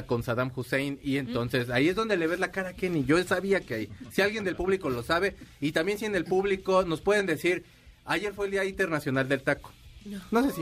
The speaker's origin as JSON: {"language": "Spanish", "town": "Culiacán", "region": "Sinaloa", "country": "Mexico", "said": "De Culiacán."}